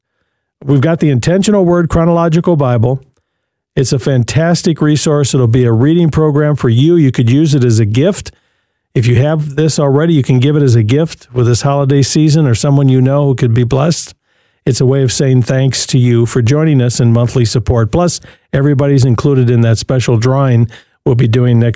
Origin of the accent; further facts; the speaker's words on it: Jackson, Michigan, United States; in Michigan, Midland, or Jackson, my hometown